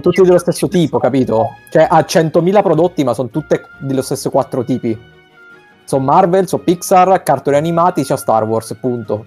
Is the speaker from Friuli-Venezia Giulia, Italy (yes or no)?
no; Abruzzo, Italy; dalle nostre parti, cioè in Abruzzo